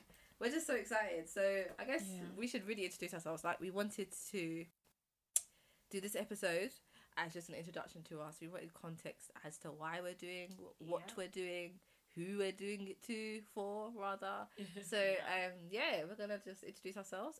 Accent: London, United Kingdom; I am from South London. Man's a South London girl, always has been

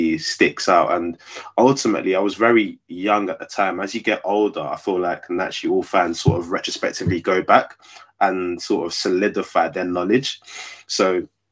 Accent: London, United Kingdom; I grew up in South London, but I was born in West London

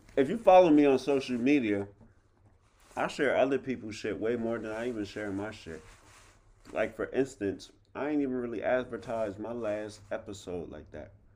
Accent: Harrisburg, United States; I came from Harrisburg High

